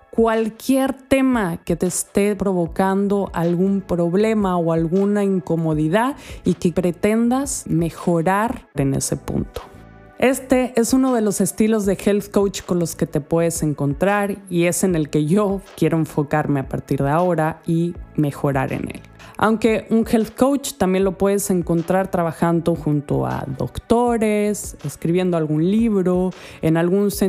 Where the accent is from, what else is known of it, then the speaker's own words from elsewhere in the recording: Andalusia, Spain; accent: Andalusian; he vivido en diferentes países y esto hace que mi acento como es ya no es de una española simple, una andaluza para ser más concretamente